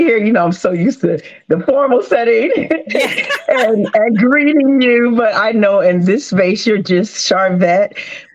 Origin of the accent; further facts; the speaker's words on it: Richmond, Virginia, United States; also born or lived in Forest, Virginia / Lynchburg, Virginia; I was born in Richmond, born and raised